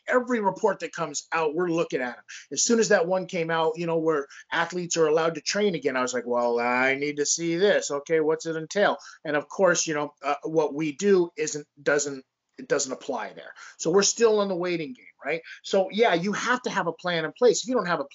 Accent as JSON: {"language": "English", "town": "Las Vegas", "region": "Nevada", "country": "United States", "tie": "born or raised there", "said": "growing up in Las Vegas"}